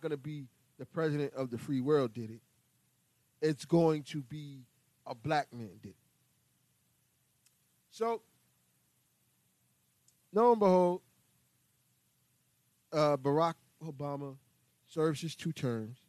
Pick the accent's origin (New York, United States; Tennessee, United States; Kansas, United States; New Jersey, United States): New York, United States; New York City; I was born and raised here in New York City